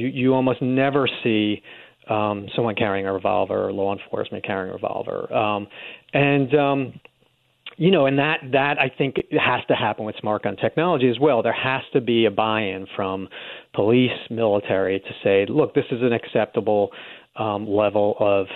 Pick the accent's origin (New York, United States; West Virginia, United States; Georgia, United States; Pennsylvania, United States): New York, United States; New York City; moved away; I grew up in New York City